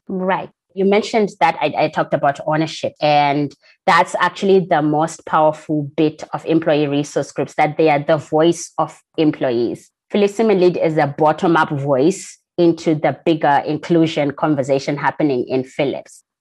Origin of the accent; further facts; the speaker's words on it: Zimbabwe; I'm from Zimbabwe. That's where I was born and raised.